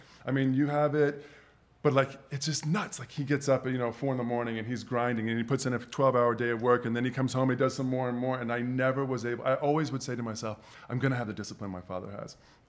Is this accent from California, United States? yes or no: no; Atlanta, Georgia, United States; now in Los Angeles, United States; I grew up in Atlanta, Georgia. Mm-hmm. So put my roots there.